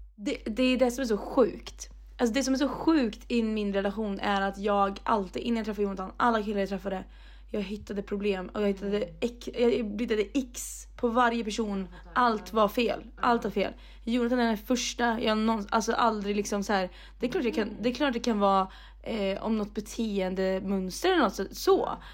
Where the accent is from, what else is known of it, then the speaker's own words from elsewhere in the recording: Mariestad, Västra Götaland, Sweden; moved away; mina kompisar där hemma i Mariestad